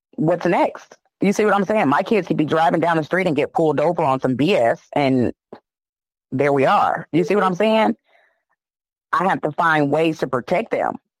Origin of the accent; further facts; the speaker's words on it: Chicago, Illinois, United States; now in Indianapolis, United States; I'm from Chicago, Illinois, but I've been here for about 15 years